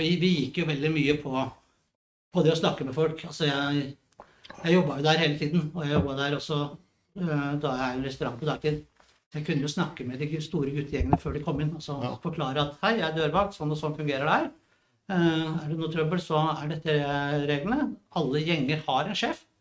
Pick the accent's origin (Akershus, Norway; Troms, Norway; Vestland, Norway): Akershus, Norway; Drøbak; jeg er fra Drøbak